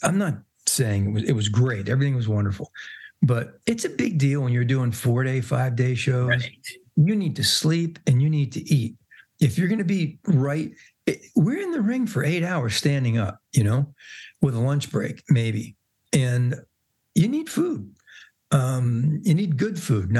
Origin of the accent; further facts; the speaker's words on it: East Coast, United States; we grew up together on the East Coast.